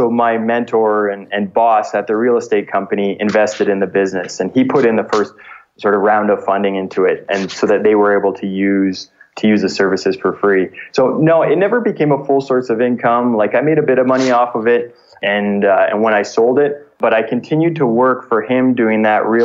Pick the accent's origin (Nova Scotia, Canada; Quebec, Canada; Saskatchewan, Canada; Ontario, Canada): Ontario, Canada; just outside of Toronto; moved away as an adult; I grew up just outside of Toronto